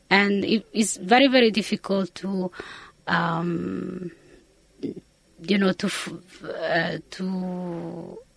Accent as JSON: {"language": "English", "country": "Italy", "also_born_or_lived": "Austin, United States / England", "second_language": "English", "moved": "as an adult", "said": "when I finished my high, uh, my undergraduate in Italy, I did my PhD studies in the United States. So I left Italy for uh, Austin, Texas."}